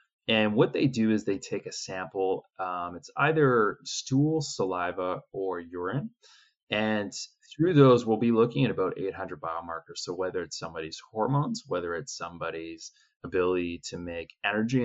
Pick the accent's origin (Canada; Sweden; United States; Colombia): Canada; I'm originally from Canada. Yeah, some people can tell from my accent